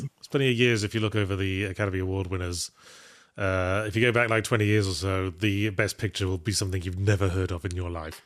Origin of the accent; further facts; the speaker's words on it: England, United Kingdom; accent: English; now in California, United States; as an English person living in America